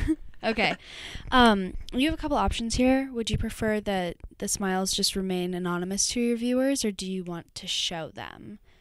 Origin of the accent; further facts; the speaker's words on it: Austin, Texas, United States; I'm from Austin